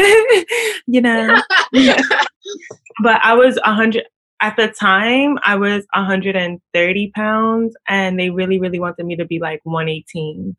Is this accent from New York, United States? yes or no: yes; New York City, New York, United States; I am from Brooklyn. Is where I'm from